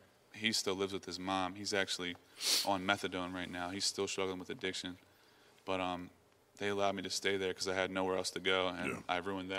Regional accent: New Jersey, United States; Yes, that was the furthest I'd ever been from New Jersey.

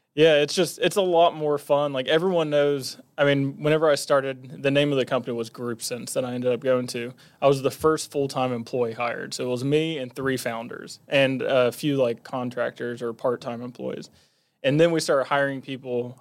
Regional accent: Huntington, West Virginia, United States; I was born and raised in Huntington, was here until

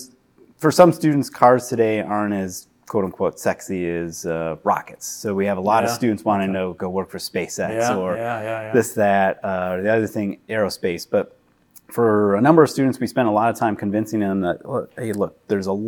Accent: Southeast Michigan, United States; I was born in Southeast Michigan

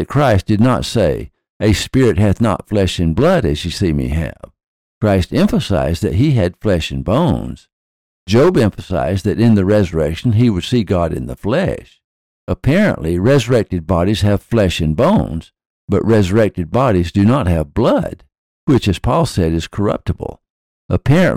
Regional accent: the South, United States; When I was a child growing up in the South

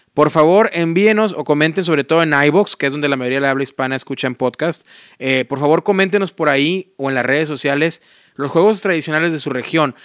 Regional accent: Mexico; first language Spanish; yo siendo mexicano

